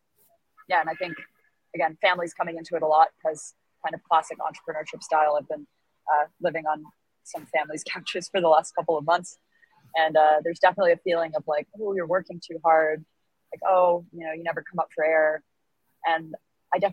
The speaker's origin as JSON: {"language": "English", "country": "United States", "said": "I'm white and American"}